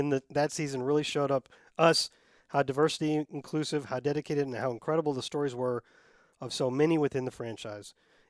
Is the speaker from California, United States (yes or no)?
no; Vermont, United States; I grew up here in Vermont as a Michigan football fan since the early 90s, thanks to my dad, who lived and breathed Michigan college football.